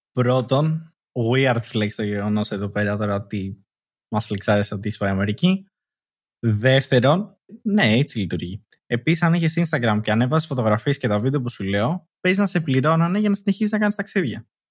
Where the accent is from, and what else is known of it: Athens, Attica, Greece